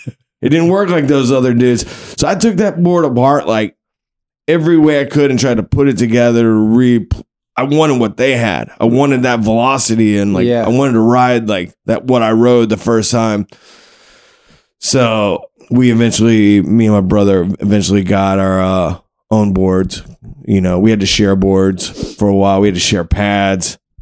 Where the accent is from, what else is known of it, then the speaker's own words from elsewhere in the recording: Wilmington, North Carolina, United States; also born or lived in Abingdon, Virginia; I was born in the Abingdon, Virginia, which is in the Appalachian Mountains. But at 7, my parents separated and my mother moved us to the beach. So we moved to Wilmington, North Carolina.